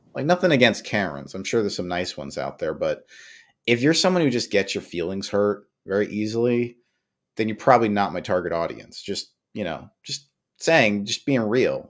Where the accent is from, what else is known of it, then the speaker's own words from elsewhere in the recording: New York, United States; I grew up in New York